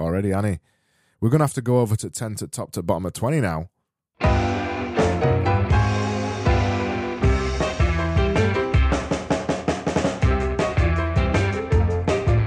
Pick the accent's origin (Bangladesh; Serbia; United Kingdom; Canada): United Kingdom; me being British